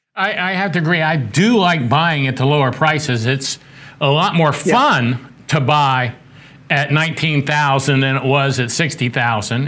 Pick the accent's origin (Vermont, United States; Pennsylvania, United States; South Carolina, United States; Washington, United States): South Carolina, United States; my hometown of south carolina